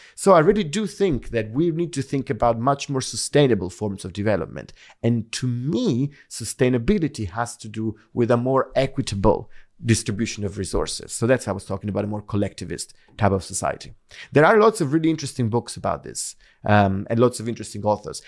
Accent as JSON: {"language": "English", "town": "Naples", "region": "Campania", "country": "Italy", "tie": "born or raised there", "moved": "as an adult", "said": "I grew up in Naples"}